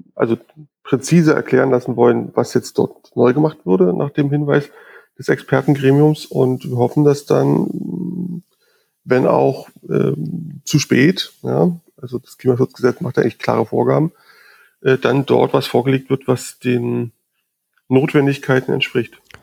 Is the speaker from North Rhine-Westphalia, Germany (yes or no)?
no; Berlin, Germany; bin geborener Berliner, ähm, bin da auch nicht so richtig aus der Stadt rausgekommen